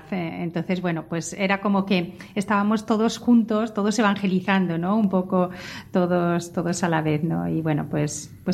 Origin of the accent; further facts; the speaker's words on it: Villalube, Castile and León, Spain; Yo soy de Zamora, un pueblo cerca de Toro, se llama Villalube un pueblo pequeñito